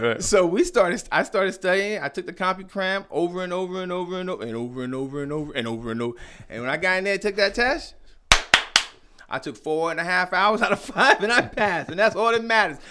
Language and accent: English; New York City, New York, United States; moved away as an adult; also born or lived in Norfolk, Virginia / Queens Village, New York / Fort Huachuca, Arizona; now in Arizona, United States; I was born in Norfolk, raised out there in, Bedford Stuyvesant